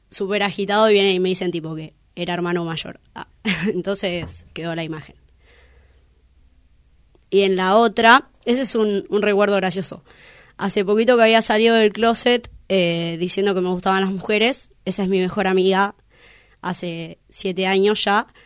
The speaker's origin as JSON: {"language": "Spanish", "region": "Buenos Aires", "country": "Argentina", "lives_now": "Luján, Argentina", "said": "soy del barrio Villa del Parque, vivo en Luján hace cuatro años y soy militante transfeminista."}